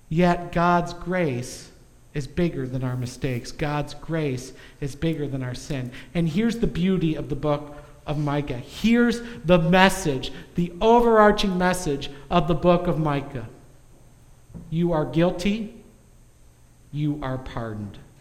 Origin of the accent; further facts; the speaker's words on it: United States; as an American